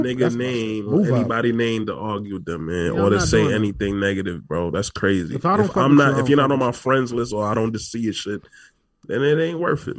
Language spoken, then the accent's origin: English; Trinidad & Tobago; I'm from Trinidad.